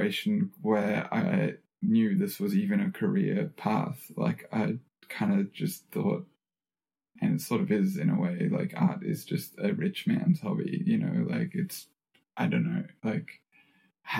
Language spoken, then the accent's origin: English; Australia; being an Australian citizen